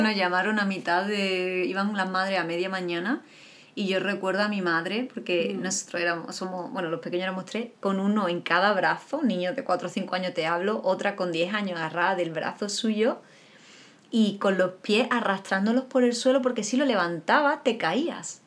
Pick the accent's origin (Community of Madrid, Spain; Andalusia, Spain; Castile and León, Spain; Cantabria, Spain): Andalusia, Spain; somos andaluz, los andaluces